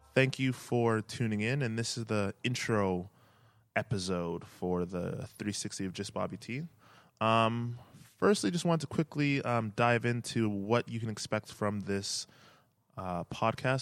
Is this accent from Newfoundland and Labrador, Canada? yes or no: no; Edmonton, Alberta, Canada; Born and raised in Edmonton, Canada.